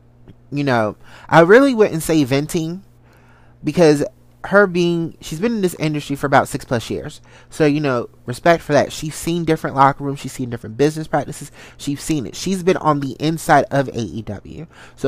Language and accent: English; Salisbury, Maryland, United States; also born or lived in Washington, D.C.; I am from a good old country part of Maryland that a lot of people don't know. I'm from Salisbury, Maryland, the country, backwoods, you know. Shout out to the 410. From there, lived in the D.C. metropolitan area for majority of my life.